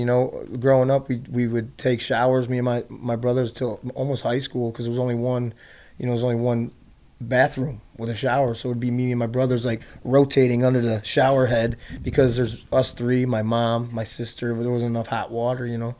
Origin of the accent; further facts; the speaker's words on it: Chicago, Illinois, United States; I was born in uh, on the south side of Chicago, and I grew up um, in a trailer.